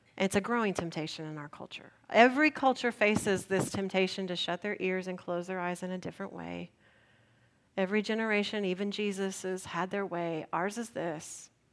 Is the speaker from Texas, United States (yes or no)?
yes; San Antonio, Texas, United States; also born or lived in Spicewood, Texas; I grew up in San Antonio, early adopter of the breakfast taco